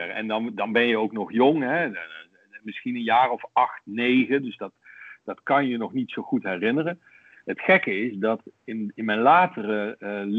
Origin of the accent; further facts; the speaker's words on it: Rotterdam, South Holland, Netherlands; want ik ben van Feyenoord, want ik kom uit Rotterdam.